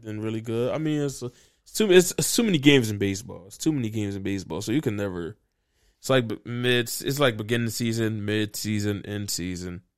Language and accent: English; Philadelphia, Pennsylvania, United States; I'm feeling good as a Philadelphian